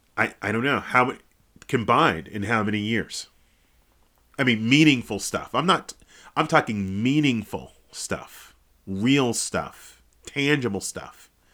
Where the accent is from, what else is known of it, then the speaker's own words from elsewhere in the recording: Kansas City, United States; moved away; also born or lived in Texas; I'm not Texan. I'm from Kansas City